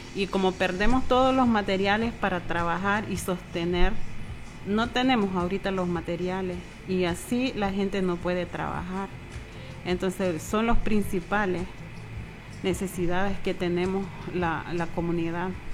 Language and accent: Spanish; Haulover, South Caribbean Coast Autonomous Region, Nicaragua; yo soy de halover Yo soy de halover